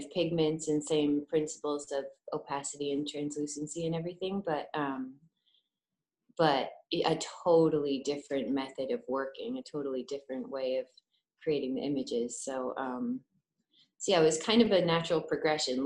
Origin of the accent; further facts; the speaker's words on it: Connecticut, United States; moved away as an adult; also born or lived in Savannah, Georgia; now in Baltimore, United States; I'm originally from Connecticut, but I feel like I grew up again in Savannah when I went to college there